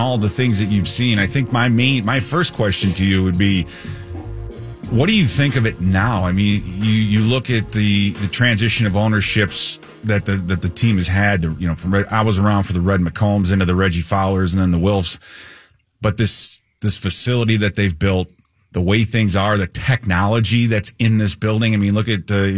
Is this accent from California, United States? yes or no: no; Joliet, Illinois, United States; growing up in Joliet